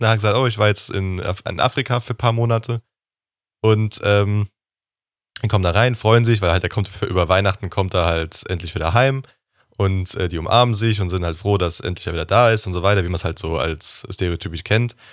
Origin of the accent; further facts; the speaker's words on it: Rhineland-Palatinate, Germany; bei uns in Rheinland-Pfalz gab es den öfters, den Laden